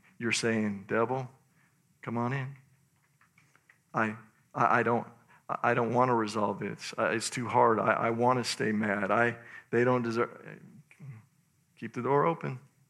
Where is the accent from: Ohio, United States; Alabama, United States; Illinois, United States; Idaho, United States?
Idaho, United States; But anyway, I'm from Idaho.